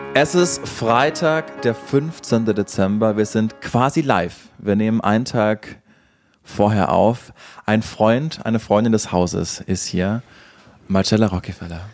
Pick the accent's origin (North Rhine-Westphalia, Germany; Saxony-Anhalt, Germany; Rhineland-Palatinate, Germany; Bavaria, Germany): Bavaria, Germany; Upper; beide aus Bayern, da sind wir beide geboren. Du ja. in Franken, ich in Oberbayern